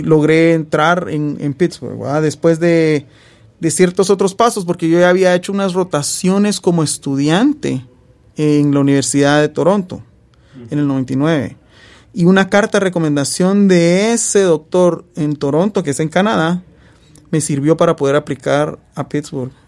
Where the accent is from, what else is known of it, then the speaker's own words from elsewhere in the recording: Guatemala; moved away as an adult; now in Alabama, United States; estar en Guatemala eh, mi tierra natal, donde nací y crecí, pasé 27 eh, años de mi vida